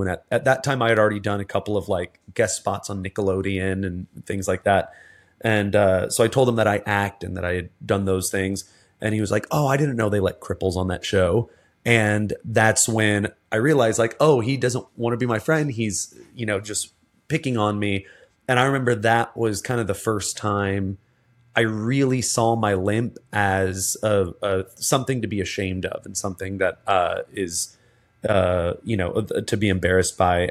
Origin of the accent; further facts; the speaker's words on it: Texas, United States; I grew up in in the South in Texas